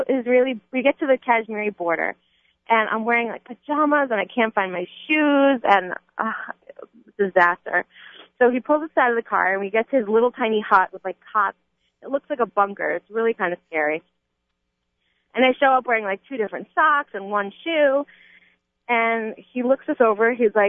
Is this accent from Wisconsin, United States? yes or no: no; New York, United States; now in California, United States; I'm from New York